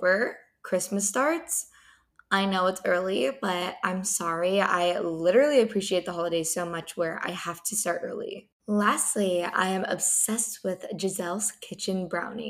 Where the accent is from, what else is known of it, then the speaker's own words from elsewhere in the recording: San Diego, California, United States; moved away as an adult; now in Los Angeles, United States; I did live in San Diego